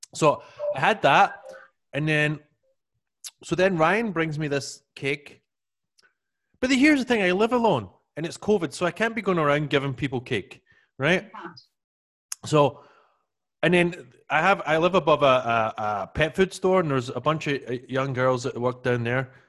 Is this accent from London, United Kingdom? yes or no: no; Scotland, United Kingdom; I always remember growing up in Scotland